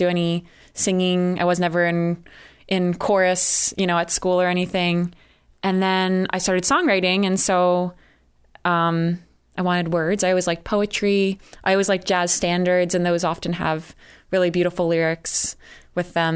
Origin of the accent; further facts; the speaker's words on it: New Jersey, United States; moved away as an adult; also born or lived in Connecticut; now in Boston, United States; I'm from New Jersey, which I know people have mixed feelings about the state. I'm from a very rural and wooded area of New Jersey